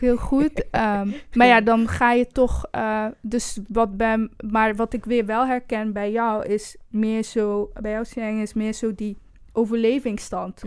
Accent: Brussels, Brussels-Capital Region, Belgium; moved away; also born or lived in Rwanda; omdat ik zeg maar een groot deel van mijn jeugd ook heb doorgebracht in Brussel.

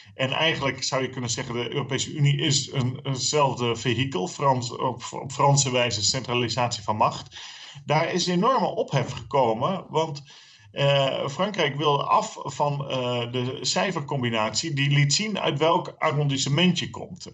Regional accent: Friesland, Netherlands; now in Zeeland, Netherlands; als Fries

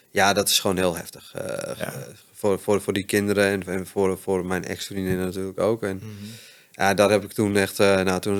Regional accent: Hoogeveen, Drenthe, Netherlands; born there; moved away; Ik ben in Hogeveen geboren.

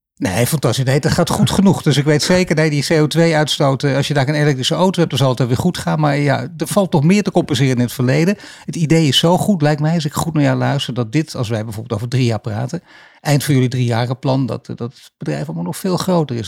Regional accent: Netherlands; wij Nederlanders

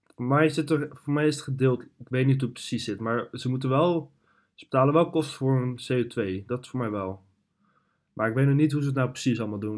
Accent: Netherlands; wij als Nederlanders

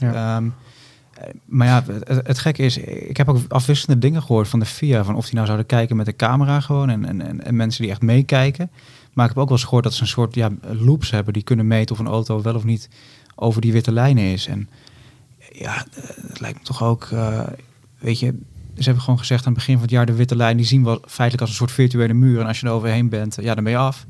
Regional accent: Netherlands; als Nederlanders

